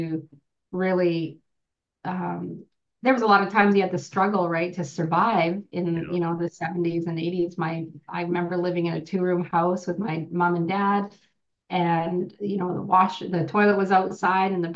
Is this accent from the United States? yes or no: no; Merritt, British Columbia, Canada; now in Okanagan, Canada; I'm originally from Merritt, BC. I'm from a small band called Nooaitch